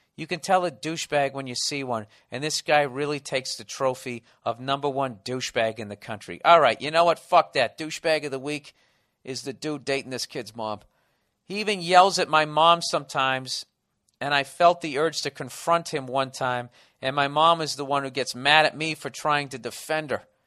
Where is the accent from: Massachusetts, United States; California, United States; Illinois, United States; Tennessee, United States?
Massachusetts, United States; Boston; accent: Boston; My Boston accent